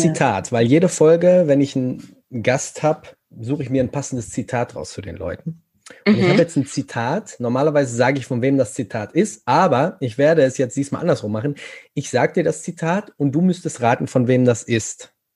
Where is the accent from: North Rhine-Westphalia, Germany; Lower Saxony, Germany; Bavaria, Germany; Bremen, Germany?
North Rhine-Westphalia, Germany; ich komme ja aus Nordrhein-Westfalen